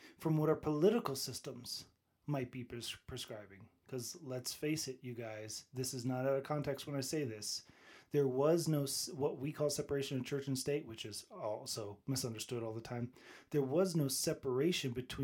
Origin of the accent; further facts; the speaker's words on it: United States; I'm an American